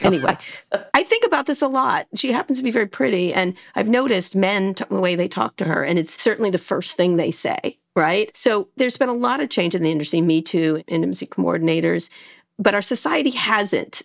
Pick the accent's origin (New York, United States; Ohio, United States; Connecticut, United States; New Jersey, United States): New Jersey, United States; Princeton; I grew up in Princeton